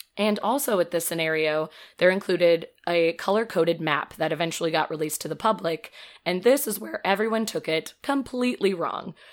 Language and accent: English; Metamora, Illinois, United States; I say Peoria since nobody knows, but I'm from Metamora